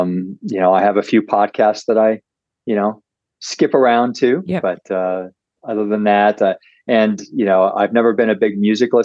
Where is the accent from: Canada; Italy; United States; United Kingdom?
United States; Ohio; also born or lived in Chicago, Illinois; I grew up on a small farm in Ohio.